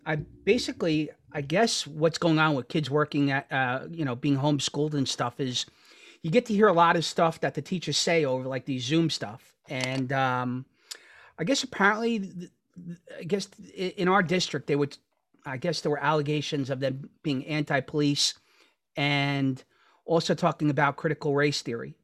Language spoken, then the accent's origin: English; New York City, New York, United States; growing up in Astoria